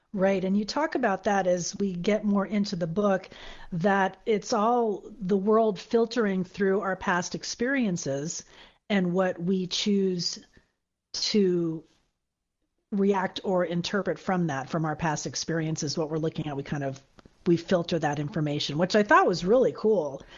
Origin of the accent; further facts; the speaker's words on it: Florida, United States; I'm from Florida